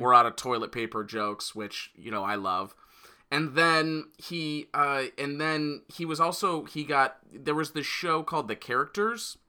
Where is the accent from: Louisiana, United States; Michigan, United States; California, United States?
Michigan, United States; Royal Oak; moved away; he's actually from my hometown